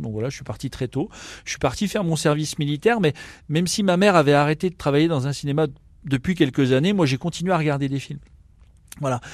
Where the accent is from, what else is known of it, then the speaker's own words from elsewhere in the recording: Vesoul, Bourgogne-Franche-Comté, France; also born or lived in Burgundy; now in Nancy, France; je suis bourguignon et j'ai grandi à Vesoul